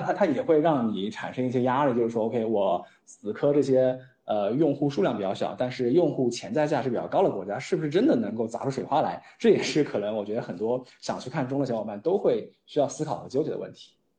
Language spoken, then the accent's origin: Chinese; China; 我们嗯。中国人